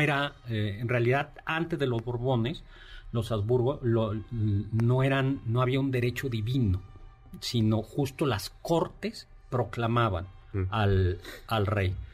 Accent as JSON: {"language": "Spanish", "country": "Mexico", "said": "como los mexicanos"}